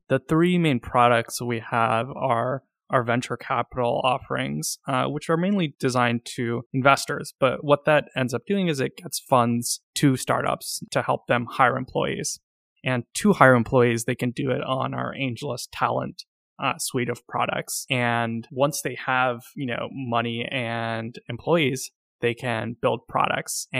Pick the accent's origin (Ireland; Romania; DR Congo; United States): United States; Silicon Valley, California; now in San Francisco, United States; I grew up in Silicon Valley and I'm based in San Francisco.